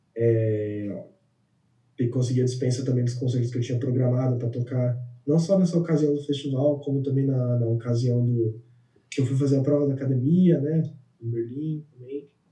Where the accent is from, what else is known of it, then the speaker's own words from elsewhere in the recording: São Paulo, Brazil; moved away as an adult; now in Germany; eu nasci em São Paulo e passei a vida inteira em São Paulo